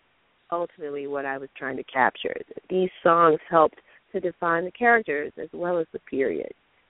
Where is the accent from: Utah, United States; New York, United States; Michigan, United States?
Michigan, United States; Detroit; I grew up in Detroit during the rich period of Motown and beyond